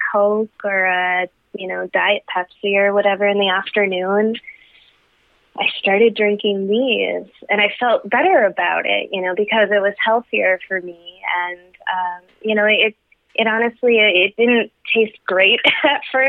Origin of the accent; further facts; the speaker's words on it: Wisconsin, United States; Being born and raised in Wisconsin, I have a job I love in southern Wisconsin in higher ed